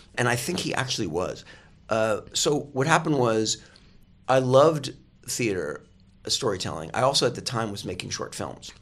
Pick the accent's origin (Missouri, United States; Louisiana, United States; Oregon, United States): Oregon, United States; moved away as an adult; also born or lived in England / Eagle Point, Oregon / New York / Los Angeles; I grew up in Oregon, and I lived in England for a while as well.